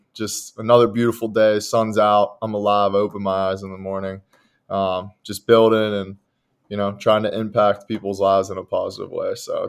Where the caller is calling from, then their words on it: Pittsburgh, Pennsylvania, United States; So I'm out of Pittsburgh, Pennsylvania.